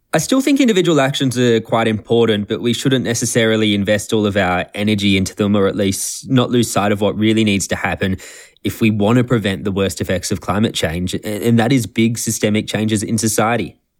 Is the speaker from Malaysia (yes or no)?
no; Australia; I'm from Australia